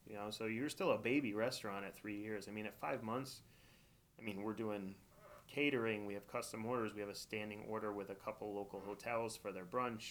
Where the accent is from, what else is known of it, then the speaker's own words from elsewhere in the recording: Wallingford, Connecticut, United States; now in East Haven, United States; I grew up in Wallingford